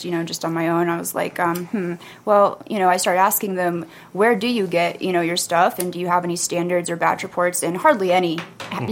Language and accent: English; Florida, United States; moved away as an adult; now in Wellington, United States; I'm from Florida originally